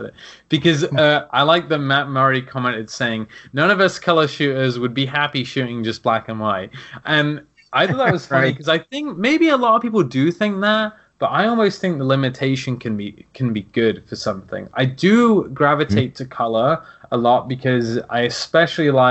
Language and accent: English; England, United Kingdom; moved away as an adult; now in United States; as an English person, we get grouped in with Americans